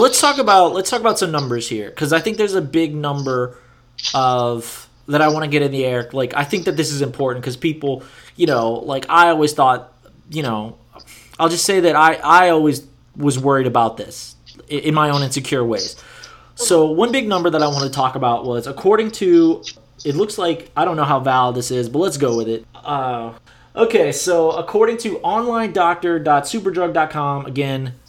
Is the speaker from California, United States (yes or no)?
no; Louisiana, United States; my home state of Louisiana